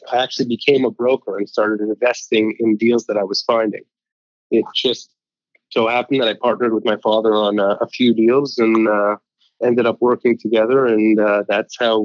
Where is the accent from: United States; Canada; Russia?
Canada; Montreal, Quebec; I grew up in Montreal, Canada